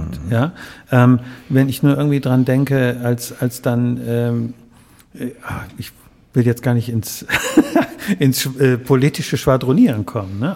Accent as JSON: {"language": "German", "town": "Wuppertal", "region": "North Rhine-Westphalia", "country": "Germany", "tie": "born or raised there", "said": "in Barmen. Born and raised"}